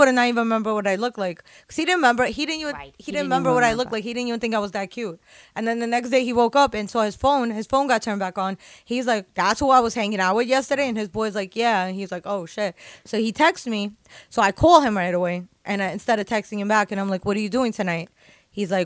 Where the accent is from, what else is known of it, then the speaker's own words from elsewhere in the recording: New York, United States; I'm a New Yorker. I have to live in New York